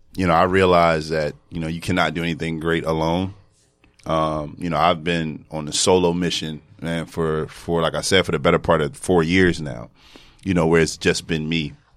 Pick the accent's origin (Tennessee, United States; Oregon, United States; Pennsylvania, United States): Pennsylvania, United States; Philadelphia; moved away as an adult; now in New York, United States; I'm from Philadelphia.